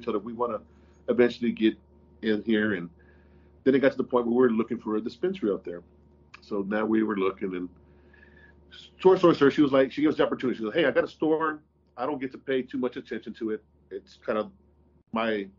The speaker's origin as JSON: {"language": "English", "town": "Austin", "region": "Texas", "country": "United States", "tie": "born or raised there", "moved": "as an adult", "lives_now": "Oklahoma, United States", "said": "we are from Austin. We're born and raised in Austin"}